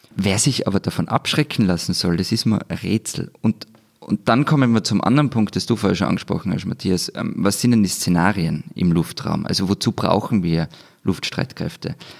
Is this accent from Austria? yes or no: yes; Austria